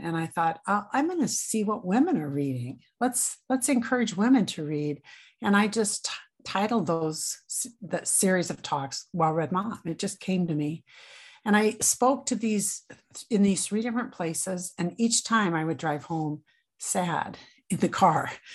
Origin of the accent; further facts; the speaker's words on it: Grand Island, Nebraska, United States; now in Minnesota, United States; I was raised in Grand Island, Nebraska